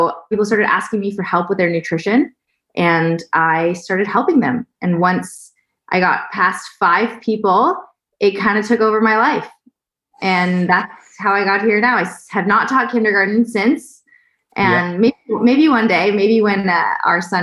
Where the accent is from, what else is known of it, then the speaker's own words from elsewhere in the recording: Toronto, Ontario, Canada; now in Austin, United States; I'm Canadian, currently living in Austin, Texas. And my background, growing up in Toronto, Canada